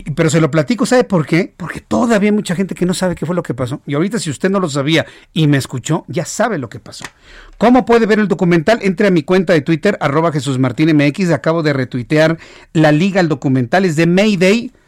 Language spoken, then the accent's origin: Spanish; Mexico